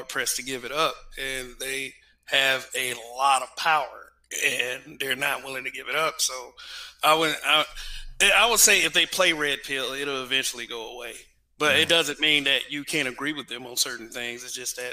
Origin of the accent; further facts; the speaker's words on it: Montgomery, Alabama, United States; I'm from Montgomery, Alabama.